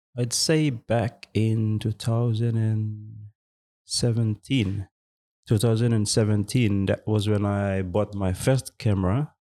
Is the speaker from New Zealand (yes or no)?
no; Western Province, Papua New Guinea; I'm from Western Province as well.